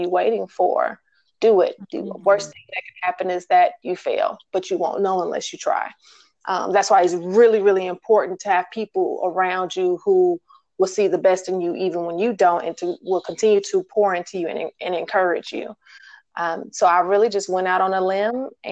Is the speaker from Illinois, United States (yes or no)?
no; Milwaukee, Wisconsin, United States; moved away as an adult; now in Atlanta, United States; I'm originally from Milwaukee, but I left Milwaukee and moved to Georgia about 12 or 13 years ago.